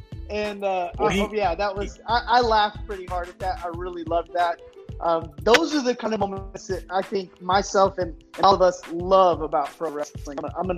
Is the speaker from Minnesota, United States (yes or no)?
no; Texas, United States; And most people would think, because I was from Texas, that I was one of the Texas group's guys.